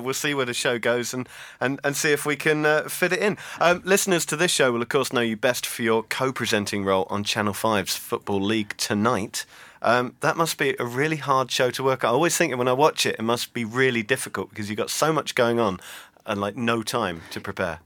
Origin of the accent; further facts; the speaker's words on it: Chelmsford, East of England, United Kingdom; moved away; from my hometown of Chelmsford